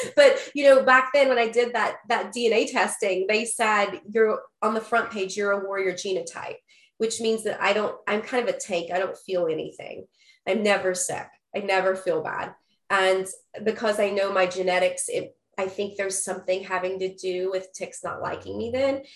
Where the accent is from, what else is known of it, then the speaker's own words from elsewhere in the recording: Huntington, West Virginia, United States; I was born in West Virginia, in, in Huntington, West Virginia, actually a suburb. So I was born down a dirt road